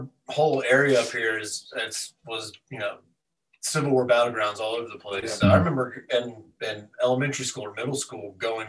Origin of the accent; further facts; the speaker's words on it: Front Royal, Virginia, United States; I'm from Front Royal